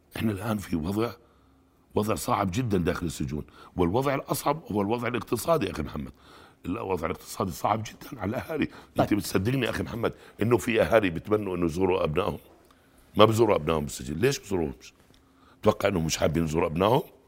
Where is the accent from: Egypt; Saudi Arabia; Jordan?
Jordan; عندنا في الاردن